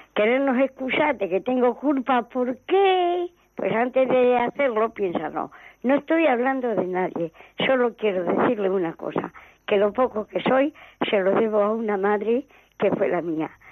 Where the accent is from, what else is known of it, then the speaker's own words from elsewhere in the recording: La Alberca, Castile and León, Spain; now in Irún, Spain; mi pueblo que es la alberca